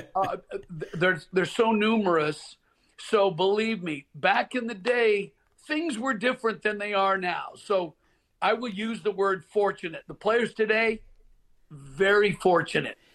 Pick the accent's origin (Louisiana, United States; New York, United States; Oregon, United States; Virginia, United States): Oregon, United States; Portland; Growing up in Portland, Oregon, my family and I would drive down to Pebble Beach at spring break